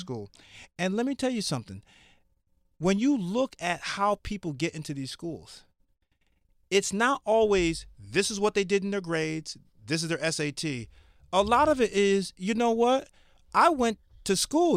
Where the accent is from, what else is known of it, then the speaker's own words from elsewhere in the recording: Connecticut, United States; I'm from Connecticut.